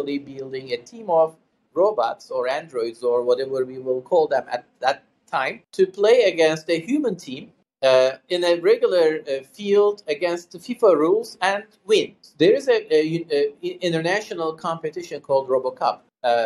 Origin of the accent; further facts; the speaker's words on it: Istanbul, Turkey; moved away as an adult; now in Pittsburgh, United States; I was born and raised in Istanbul, Turkey, and I lived there for the first three quarters of my life so far